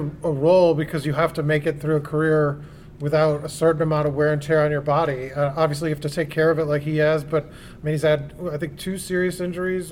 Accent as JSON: {"language": "English", "town": "Chicago", "region": "Illinois", "country": "United States", "tie": "born or raised there", "said": "growing up in Chicago"}